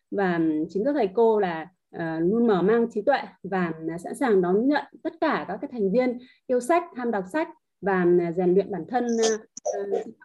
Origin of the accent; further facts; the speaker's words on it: Hạ Long, Quang Ninh, Vietnam; em đến từ Hạ Long, Quảng Ninh ạ.